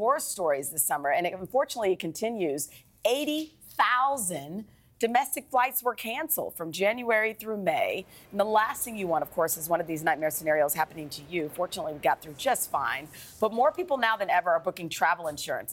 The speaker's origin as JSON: {"language": "English", "town": "Wichita", "region": "Kansas", "country": "United States", "tie": "born or raised there", "moved": "yes", "said": "my hometown, Wichita, Kansas"}